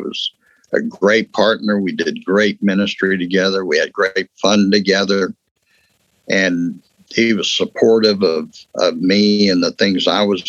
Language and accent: English; West Texas, United States; I grew up in West Texas. You know, I'm Texas through and through.